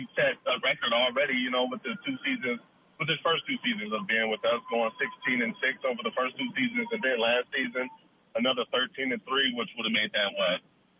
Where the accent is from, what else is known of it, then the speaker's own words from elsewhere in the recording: Midwest, United States; I'm from the Midwest too, man.